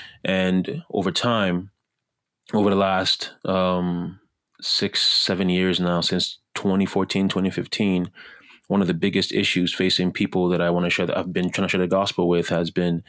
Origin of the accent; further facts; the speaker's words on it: Montreal, Quebec, Canada; also born or lived in Ghana; I was born in Ghana, West Africa, and I'm biased, but I would say the best African country in the world. When I was 10 years old, I moved to Canada, particularly Montreal, Canada, and Quebec, French-speaking side of Canada.